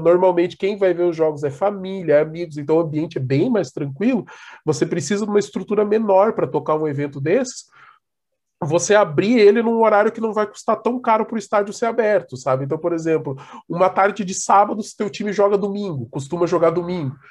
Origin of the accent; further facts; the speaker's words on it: Brazil; como nós brasileiros